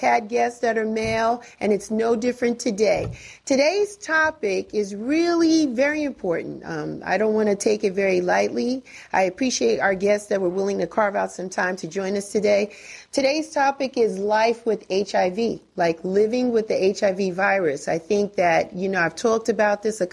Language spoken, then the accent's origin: English; Northeast, United States; now in Atlanta, United States; I'm from the Northeast